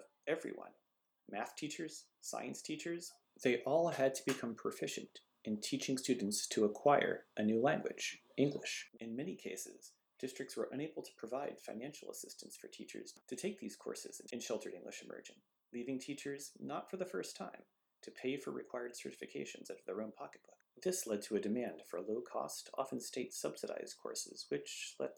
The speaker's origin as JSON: {"language": "English", "region": "Massachusetts", "country": "United States", "said": "Massachusetts for a moment, not just because it's my home state"}